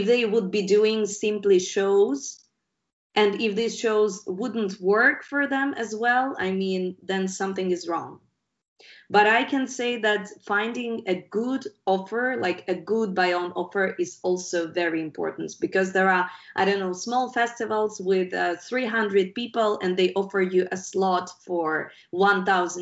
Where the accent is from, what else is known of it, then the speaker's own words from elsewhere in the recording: Ukraine; we're guys from Ukraine. It's not a rich country.